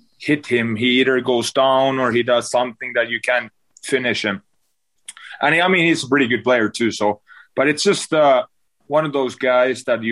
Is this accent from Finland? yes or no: yes; Turku, Southwest Finland, Finland; now in Buffalo, United States; My hometown, Turku